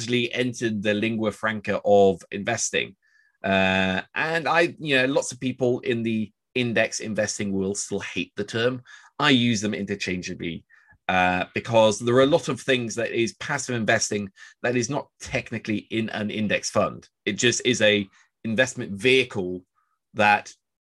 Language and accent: English; Oslo, Norway; also born or lived in New York; I'm actually from Oslo